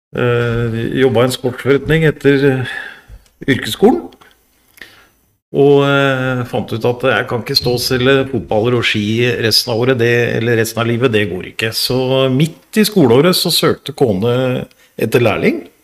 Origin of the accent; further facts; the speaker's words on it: Oslo, Norway; jeg er jo oppsalget.